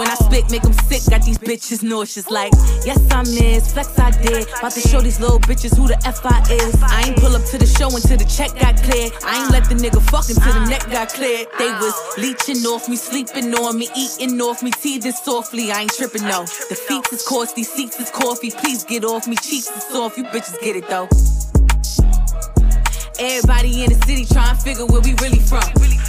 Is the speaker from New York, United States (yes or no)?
yes; East New York, New York, United States; Love, it's …. I'm from East New York, the streets is talking.